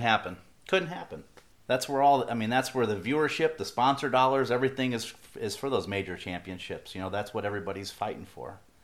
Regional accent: Midwest, United States; what I grew up with in the Midwest

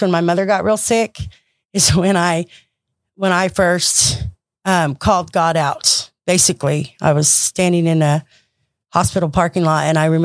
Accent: Madera, California, United States; I was born and raised in California

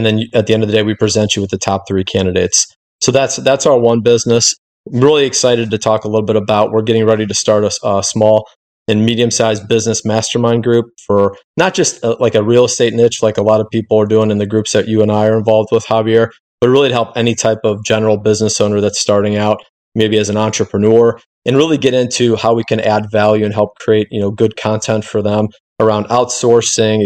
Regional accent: Cleveland, Ohio, United States; I'm from Cleveland, Ohio

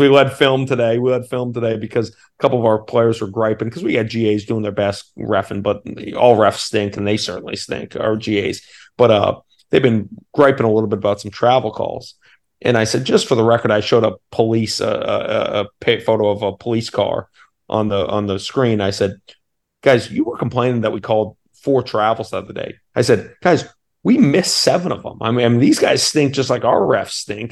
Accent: Portland, Maine, United States; growing up in Portland, Maine

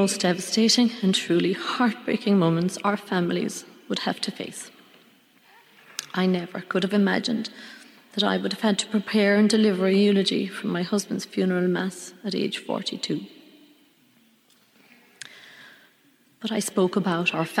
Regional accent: Scariff, Munster, Ireland; also born or lived in Thurles; I was brought up in Scariff in East Clare

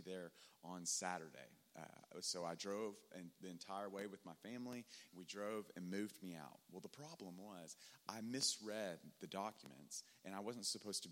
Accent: Tennessee, United States; now in Dallas, United States; I'm from Tennessee.

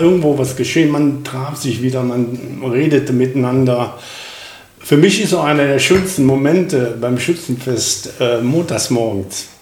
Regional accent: Krefeld, North Rhine-Westphalia, Germany; moved away; also born or lived in Uerdingen; geboren in Uerdingen, aber äh, Oppum aufgewachsen.

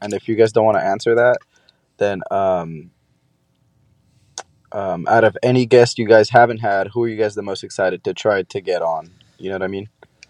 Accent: California, United States; I'm from California.

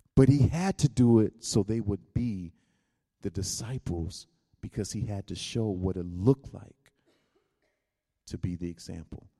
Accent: United States; I come from America

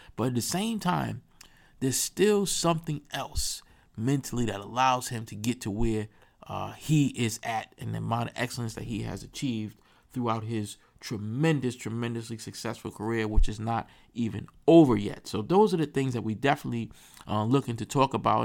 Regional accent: New York, United States; I'm from New York

